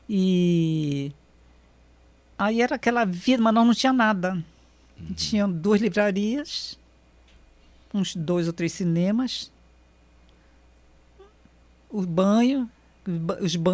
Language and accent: Portuguese; Barranquilla, Atlántico, Colombia; also born or lived in Manaus; É, a minha adolescência foi, foi começou na Colômbia, né?